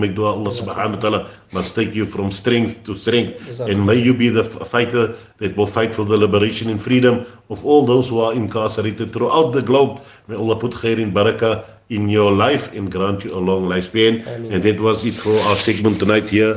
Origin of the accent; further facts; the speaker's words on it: Cape Town, Western Cape, South Africa; I come from Cape Town, which is considered a militant place